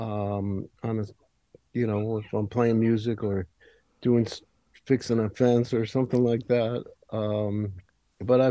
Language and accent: English; Hartford, Connecticut, United States; I grew up in Hartford